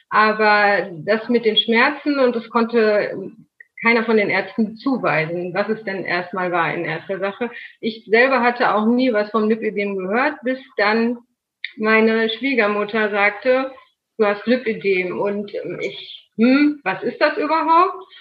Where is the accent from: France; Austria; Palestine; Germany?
Germany; North Rhine-Westphalia; Ich bin äh … genau 39 Jahre, komme aus NRW. Das Örtchen in der Nähe heißt Soest.